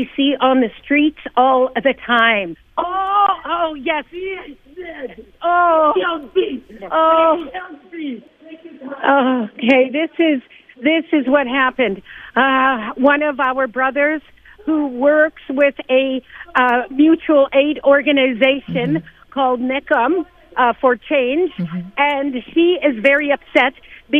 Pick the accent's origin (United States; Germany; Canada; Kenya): Canada; Northwest Territories; now in Edmonton, Canada; I'm from the Northwest Territories